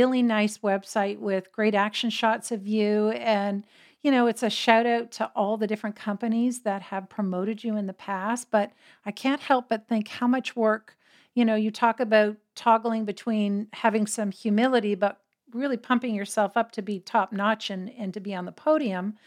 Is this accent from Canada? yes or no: yes; Canada; We Canadians